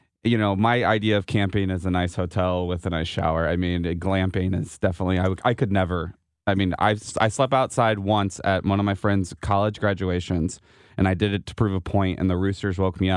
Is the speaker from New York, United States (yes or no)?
no; St. Charles County, Missouri, United States; I grew up in St. Charles County